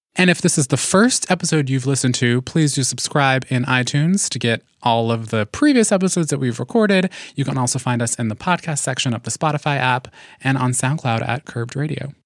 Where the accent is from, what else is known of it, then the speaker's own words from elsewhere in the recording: New York City, New York, United States; I grew up in New York City in part, um, in Harlem and took the nine a lot